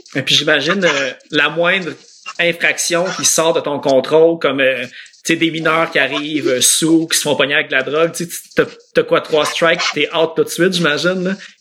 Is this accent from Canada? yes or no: yes; Laval, Quebec, Canada; also born or lived in Verdun, Montreal; je suis née à Verdun, mais à deux mois, j'étais déjà à Sainte-Dorothée